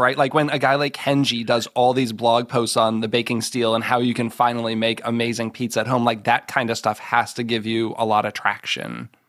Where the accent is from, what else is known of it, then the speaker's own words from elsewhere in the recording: Marlborough, Massachusetts, United States; I'm a Boston g, like, I grew up in Massachusetts. Like, I'm from there